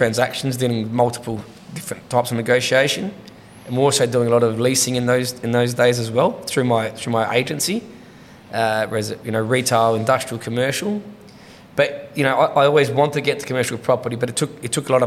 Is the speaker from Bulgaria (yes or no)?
no; Adelaide, South Australia, Australia; I grew up in the Hendon area